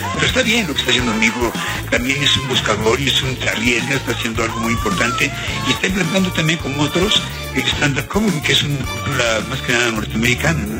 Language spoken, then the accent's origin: Spanish; Mexico City, Mexico; Soy de Feño, soy de la Corona Obrera. Soy ñero venido más